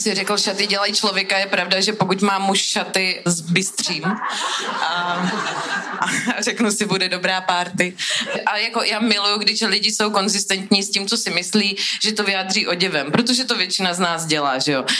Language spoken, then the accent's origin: Czech; Brno, South Moravian Region, Czechia; jsem z Brna